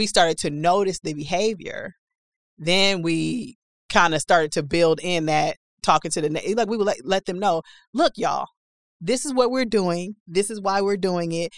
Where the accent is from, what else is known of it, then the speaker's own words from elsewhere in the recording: Milwaukee, Wisconsin, United States; moved away as an adult; also born or lived in Tulsa; I'm eighteen, I've never been outside of Milwaukee